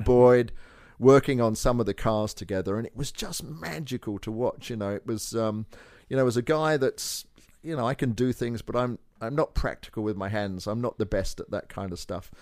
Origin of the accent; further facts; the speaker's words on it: Kent, South East England, United Kingdom; moved away; also born or lived in Northampton; I was born in Northampton, which is north of London, but I grew up in Kent, which is on the south side